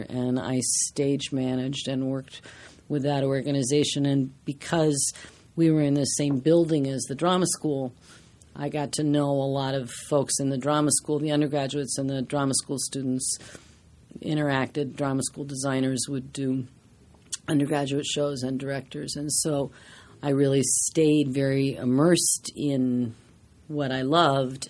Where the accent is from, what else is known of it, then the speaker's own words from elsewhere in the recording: Washington, District of Columbia, United States; now in New York, United States; I grew up in Washington, D C, and I took theater classes.